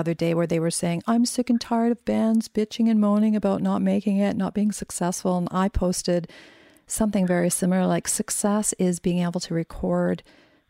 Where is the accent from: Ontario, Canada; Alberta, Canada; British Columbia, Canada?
British Columbia, Canada; Vancouver; my hometown, so Vancouver